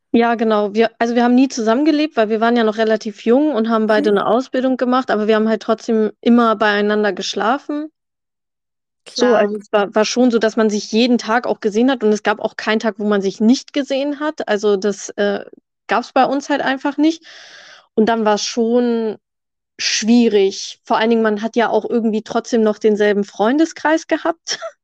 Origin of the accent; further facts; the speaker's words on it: near Hanover, Lower Saxony, Germany; ich komme aus der Nähe von Hannover